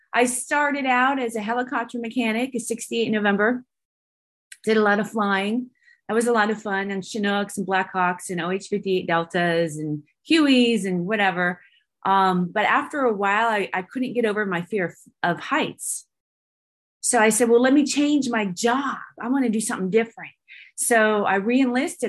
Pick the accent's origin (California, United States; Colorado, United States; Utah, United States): California, United States; Santa Rosa; also born or lived in Bodega Bay, California / Georgia / Alabama; now in Texas, United States; I'm from Santa Rosa, California, um, which is north of San Francisco, and I was raised between there and Bodega Bay